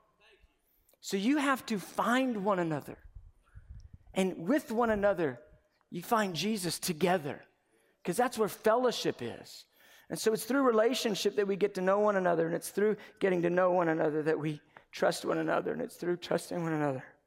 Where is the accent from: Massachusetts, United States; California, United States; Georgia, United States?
Georgia, United States; Dunwoody; I grew up in Dunwoody, Georgia